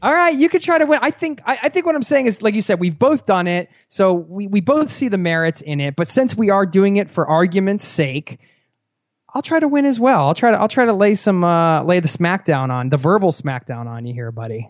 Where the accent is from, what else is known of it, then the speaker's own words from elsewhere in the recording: Philadelphia, Pennsylvania, United States; we're both from Philly. We're both from the Northeast, uh, side of the United States